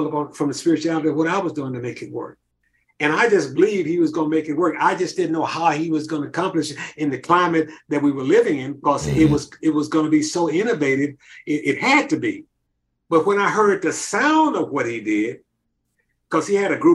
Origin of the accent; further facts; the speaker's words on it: Memphis, Tennessee, United States; Maurice White and I came from Virginia Street